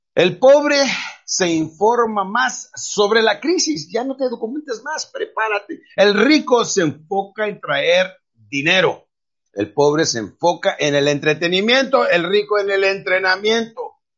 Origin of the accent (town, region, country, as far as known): Mexico